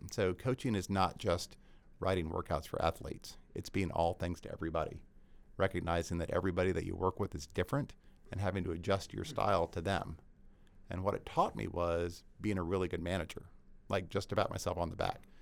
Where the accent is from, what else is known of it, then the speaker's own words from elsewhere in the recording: Georgia, United States; It was a good move for me because I grew up in Georgia.